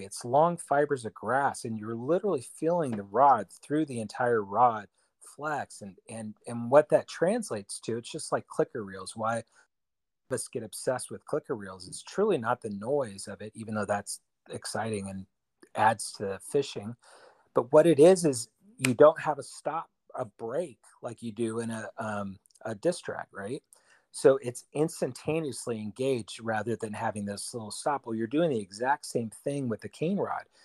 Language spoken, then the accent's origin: English; Bay Area, California, United States; I'm from the Bay Area in California